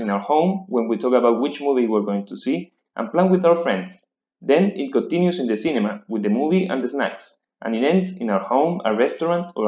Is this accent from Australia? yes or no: no; Chile; from Chile